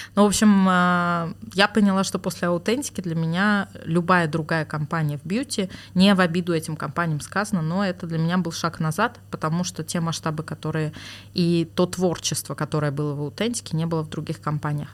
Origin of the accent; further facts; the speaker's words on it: Moscow, Russia; also born or lived in Oktemberyan (Armavir), Armenia; now in Armenia; я там прожила до 7 э, лет, по-моему, да, и мои родители в 99 году переехали в Москву, и, собственно, с тех пор я была в Москве